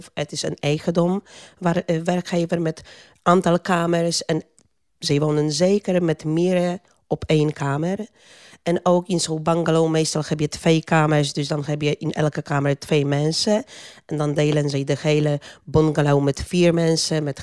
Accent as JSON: {"language": "Dutch", "country": "Poland", "second_language": "Dutch", "moved": "yes", "lives_now": "Netherlands", "said": "Eh, ik kom uit Polen. Ik ben al 30 jaar in Nederland."}